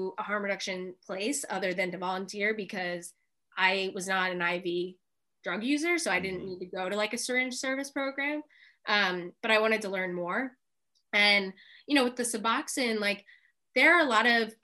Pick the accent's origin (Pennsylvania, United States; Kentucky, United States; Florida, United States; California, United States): Pennsylvania, United States; Philadelphia; I grew up in Philadelphia